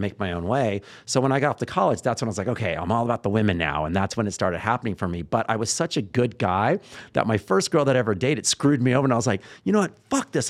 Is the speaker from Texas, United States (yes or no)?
yes; Texas, United States; I'm from Texas